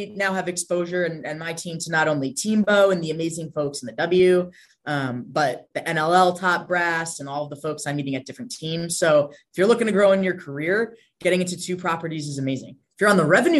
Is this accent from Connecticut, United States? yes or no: yes; Connecticut, United States; moved away as an adult; work in my hometown, have my family